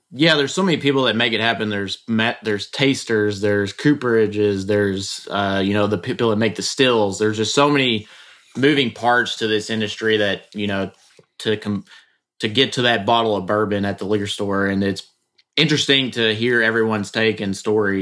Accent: Bardstown, Kentucky, United States; I am from Bardstown, uh, and been been around the industry my whole life

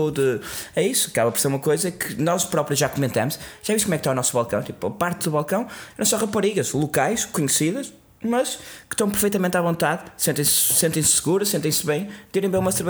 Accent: Norte, Portugal; E ainda para mais, a sendo Transmontana gosta de cervejas fortes.

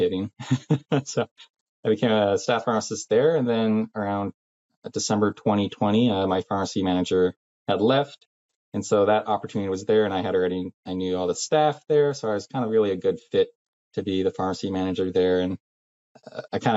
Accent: Salem, Oregon, United States; I'm from Salem, Oregon.

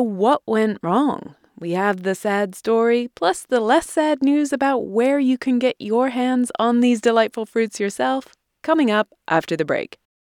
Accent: England, United Kingdom; now in United States; where I grew up in England

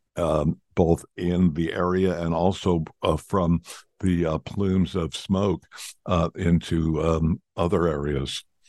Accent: United States; as American, I speak in Fahrenheit

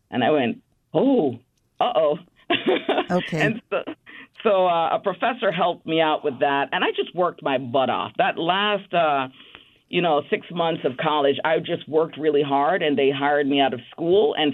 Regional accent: Bronx, New York, United States; Even though I grew up in the Bronx, I moved to Queens when I was at Baruch College.

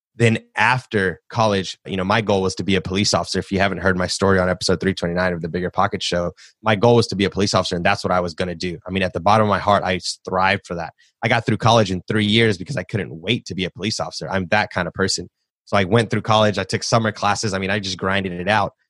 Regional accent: Nashville, Tennessee, United States; I grew up in Nashville, born and raised in the South.

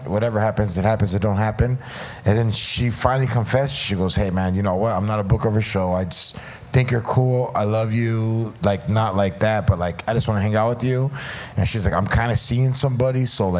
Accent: California, United States; Like, I'm from Orange County, and we'd go to Riverside County in, like, 7th and 8th grade vacation.

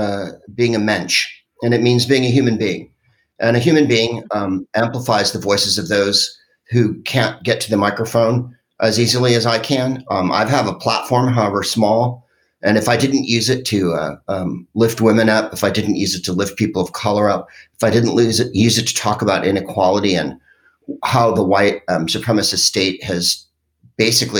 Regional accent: San Francisco, California, United States; I'm from San Francisco, which is a, you know, super liberal place

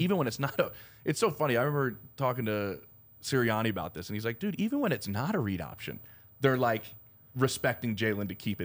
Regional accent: Philadelphia, Pennsylvania, United States; I'm from Philly

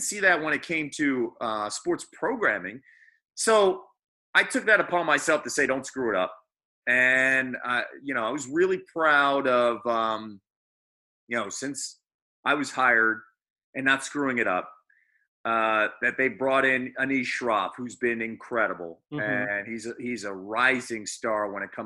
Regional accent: Phoenixville, Pennsylvania, United States; also born or lived in Philadelphia; I represent my hometown of Phoenixville. I represent Philadelphia

